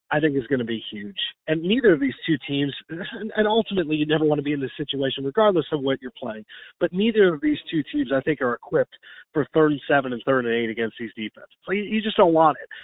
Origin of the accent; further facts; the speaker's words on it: Chicago, Illinois, United States; I'm from Chicago